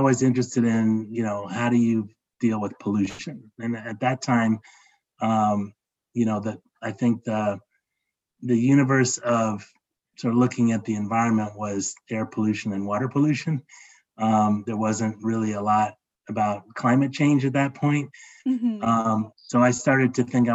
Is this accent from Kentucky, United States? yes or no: no; Los Angeles, California, United States; now in Atlanta, United States; I grew up in Los Angeles in the 1960s and early 70s.